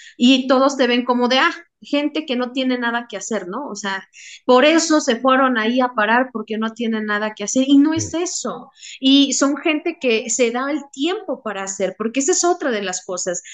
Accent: Mexico; como mexicanos

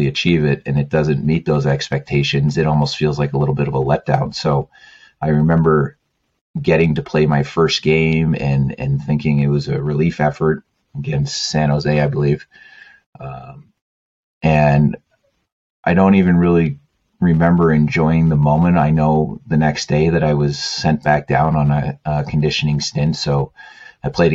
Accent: Canada; moved away; being Canadian

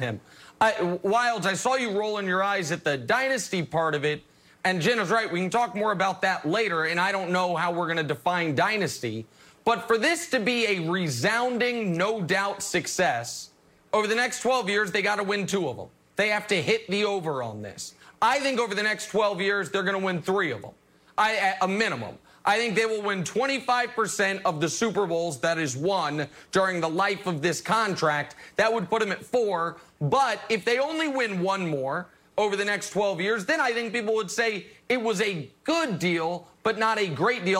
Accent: Kansas City, United States; my hometown, the city of Kansas City

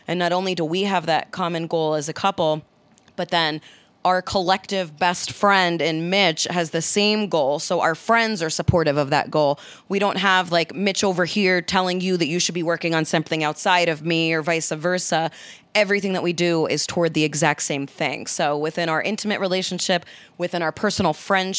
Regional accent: New Jersey, United States; Italian from New Jersey

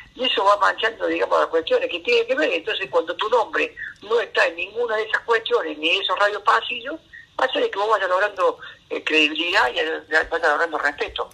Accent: Río Ceballos, Córdoba, Argentina; accent: cordobés; moved away as an adult; also born or lived in Buenos Aires; Natal es Río Ceballo

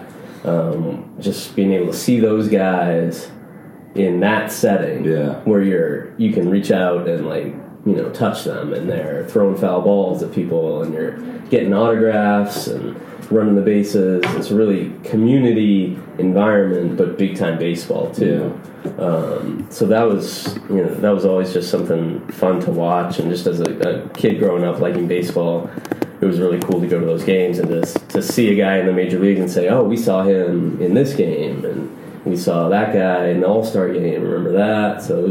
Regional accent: Louisville, Kentucky, United States; I was born in Louisville, Kentucky. My parents are from Boston

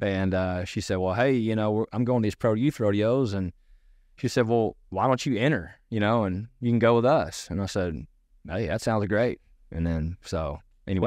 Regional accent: Irving, Texas, United States; also born or lived in Grand Prairie, Texas / Keller, Texas / Arkansas; I was born in Irving. And so I was born in inner city and, uh, lived in Grand Prairie

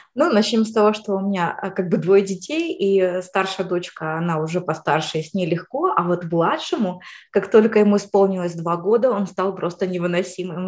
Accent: Ukraine; moved away as an adult; now in United States; сама я вообще из Украины

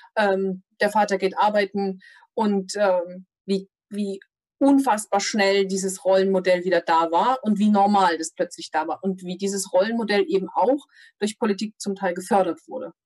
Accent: Thuringia, Germany; Ich komme aus Thüringen

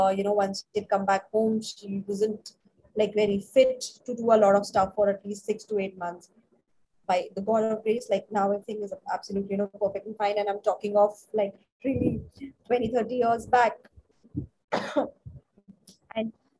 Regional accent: Delhi, India; moved away as an adult; also born or lived in Hyderabad / Chennai / Bangalore / Mumbai; now in Gurgaon, India; So I was born in Delhi. It was my whole childhood schooling was done in Delhi

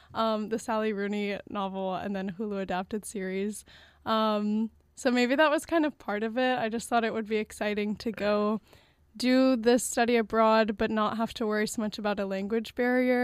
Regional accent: New Orleans, Louisiana, United States; I'm from New Orleans

